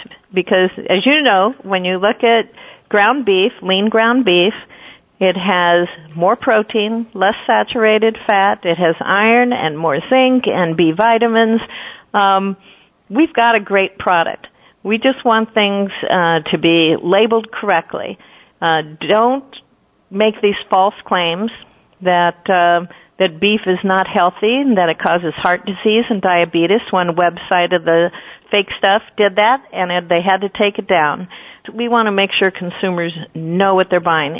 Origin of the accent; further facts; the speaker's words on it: Lincoln, Nebraska, United States; I grew up in Lincoln